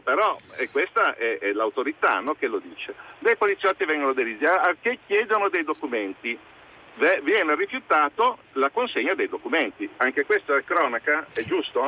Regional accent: Pietra Ligure, Liguria, Italy; io sono di Pietra Ligure

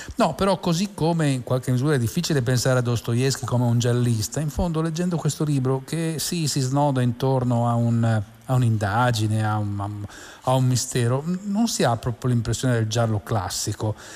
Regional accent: Turin, Piedmont, Italy; sono un torinese di nascita

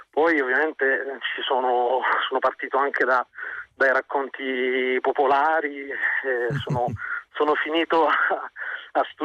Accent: Apulia, Italy; moved away as an adult; now in Rome, Italy; io eh, fondamentalmente sono pugliese, mi sono trasferito a Roma eh, nel 2006. Ehm, quindi mm, diciamo che ho abbandonato la terra in cui sono nato e cresciuto

